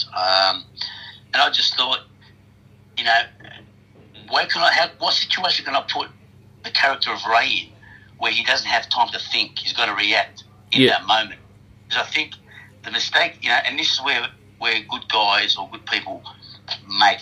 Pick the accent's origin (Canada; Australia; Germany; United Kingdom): Australia; I'm as Australian as you get